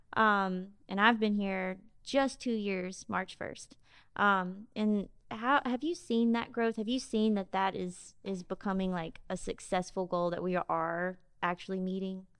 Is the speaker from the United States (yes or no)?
yes; Jackson, Mississippi, United States; also born or lived in Biloxi; now in Ocean Springs, United States; I'm from Jackson, and we've always had a house in Biloxi. Katrina took that house. I grew up coming down to the coast on the weekends, but I, um, you know, our home base was in Jackson.